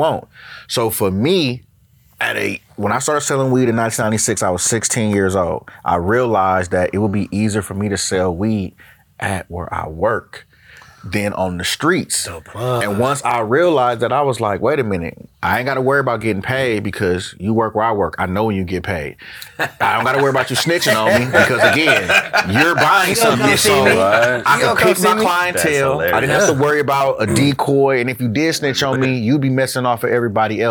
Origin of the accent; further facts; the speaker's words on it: Oakland, California, United States; also born or lived in San Leandro; born and raised in Oakland, well, born in San Leandro